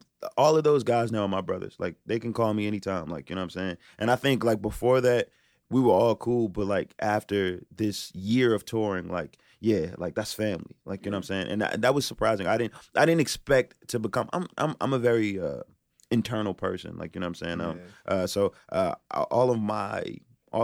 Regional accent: Philadelphia, Pennsylvania, United States; moved away; I'm from Philadelphia originally.

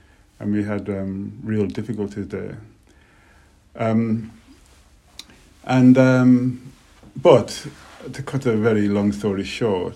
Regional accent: Birmingham, West Midlands, United Kingdom; I was really lucky growing up in Birmingham

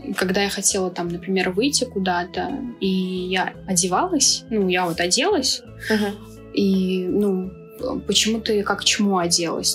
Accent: Khasavyurt, Dagestan, Russia; moved away; also born or lived in Chechnya / Belarus; я чеченка, но я из Дагестана

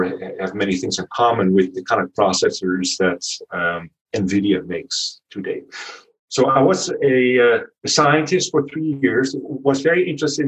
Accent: Netherlands; accent: Dutch; moved away as an adult; also born or lived in Palo Alto, United States; my accent is Dutch. So if you were wondering, born and raised in the Netherlands

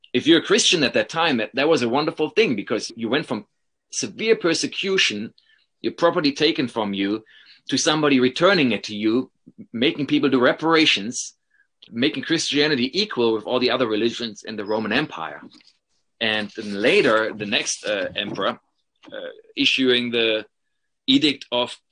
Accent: Paderborn, North Rhine-Westphalia, Germany; moved away as an adult; now in Madison, United States; my hometown in Paderborn

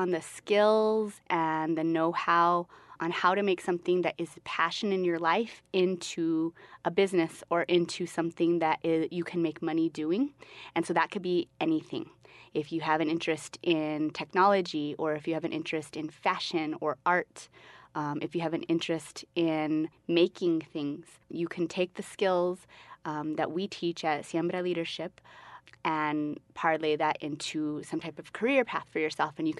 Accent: Albuquerque, New Mexico, United States; I'm originally from Albuquerque. I'm from the West Side. I went to John Adams Middle School, and I went to West Mesa High School

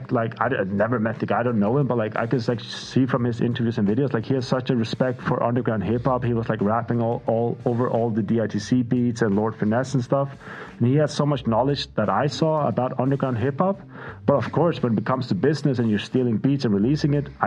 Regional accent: Faroe Islands; I love the smell of vinyls, but like, growing up in the Faroe Islands, we didn't have vinyls.

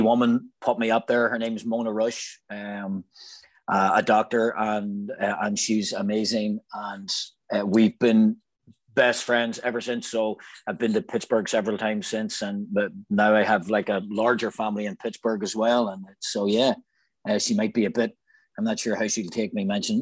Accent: Northern Ireland, United Kingdom; moved away as an adult; also born or lived in Nantucket, United States; when I was growing up in Ireland

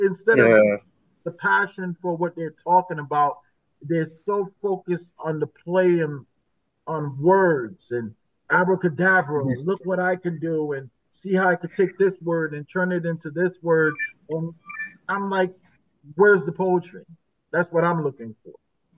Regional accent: New Haven, Connecticut, United States; I was born and raised in New Haven.

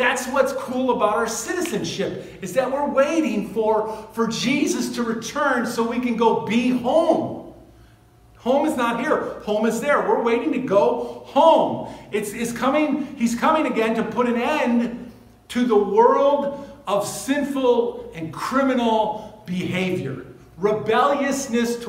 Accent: United States; I'm an American. I live in this country

